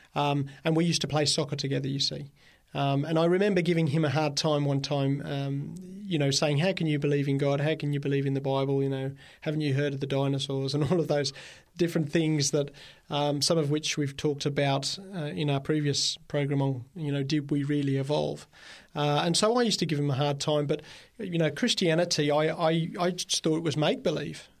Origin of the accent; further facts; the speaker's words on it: Birmingham, West Midlands, United Kingdom; now in Australia; I grew up in Birmingham, England